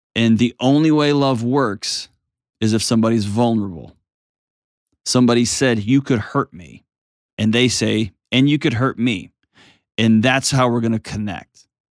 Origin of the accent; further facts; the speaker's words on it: Texas, United States; I'm a Texan